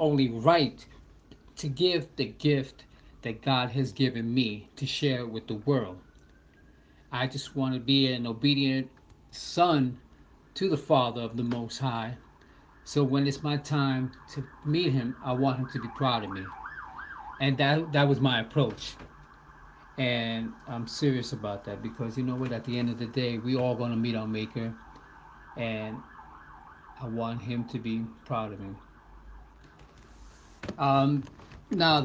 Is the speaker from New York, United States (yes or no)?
yes; New York City, New York, United States; I'm a born and raised in New York City on the Upper East Side of Manhattan